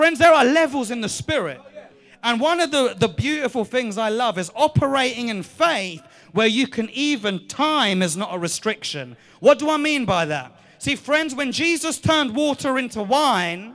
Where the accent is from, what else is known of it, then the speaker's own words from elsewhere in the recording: United Kingdom; I'm a British man